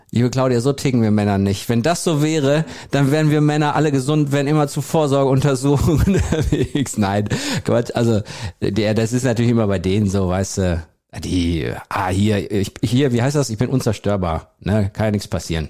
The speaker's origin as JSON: {"language": "German", "region": "North Rhine-Westphalia", "country": "Germany", "said": "Also, wir sind mitten in Nordrhein-Westfalen. Wir sind nicht in der Großstadt, sondern wir sind im ländlichen Bereich"}